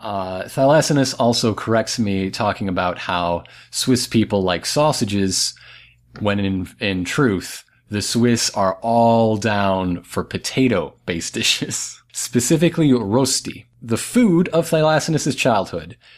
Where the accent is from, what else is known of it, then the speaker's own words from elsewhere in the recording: Flint, Michigan, United States; I'm from Flint